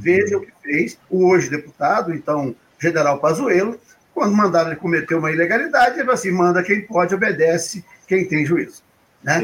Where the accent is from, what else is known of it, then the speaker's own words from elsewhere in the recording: Minas Gerais, Brazil; eu, sou mineiro, e lá em Minas Gerais